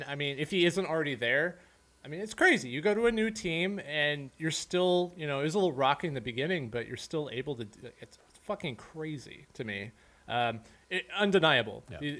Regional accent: Missouri, United States; moved away; I grew up in Missouri rooting for the Chiefs when I was really young.

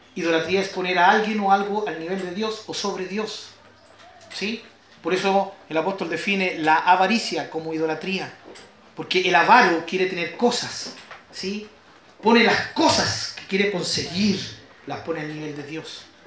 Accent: Chile; Estamos orgullosos de nuestro país

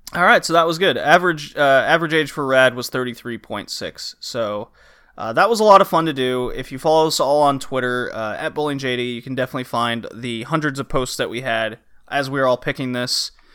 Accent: the South, United States; I grew up in the South in the United States

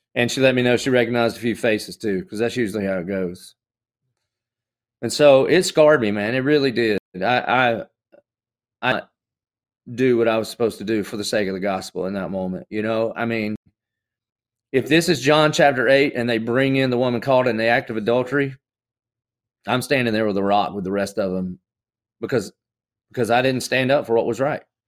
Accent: the South, United States; I grew up in the South, so I, I would have considered myself a Christian just like most good old Southern boys do.

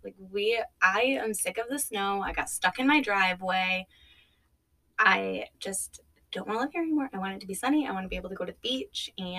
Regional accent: New York, United States; moved away as an adult; now in Florida, United States; I'm originally from New York, where it's very cold and it snows.

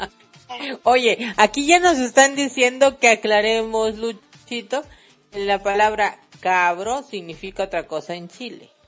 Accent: Mexico; accent: Mexican; Mexicana, por favor, modo mexicano activado

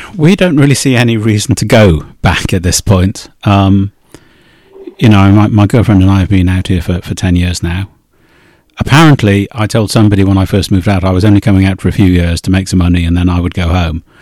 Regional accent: Wales, United Kingdom

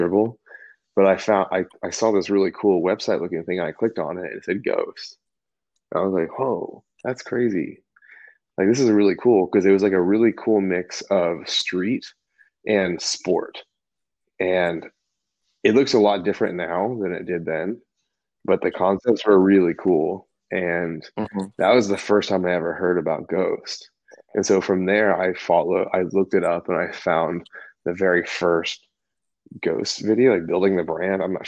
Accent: Houston, Texas, United States; I grew up in Houston, Texas

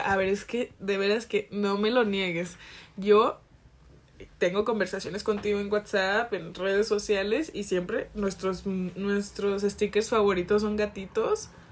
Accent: Jalisco, Mexico; con ese acento porque soy de Jalisco

